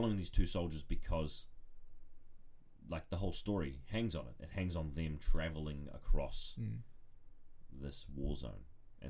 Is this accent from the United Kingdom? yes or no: yes; England, United Kingdom; now in New Zealand; I used to say H because I'm from England originally.